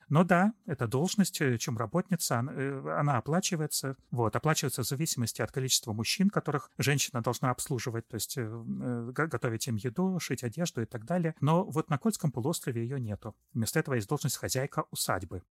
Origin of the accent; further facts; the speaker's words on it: southern Komi Republic, Russia; Я родился в Коме, правда. Я родился на юге республики Коми